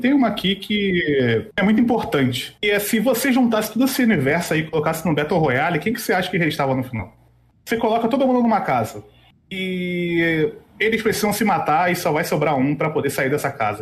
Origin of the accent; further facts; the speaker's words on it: Rio de Janeiro, Brazil; moved away; E eu sou do Rio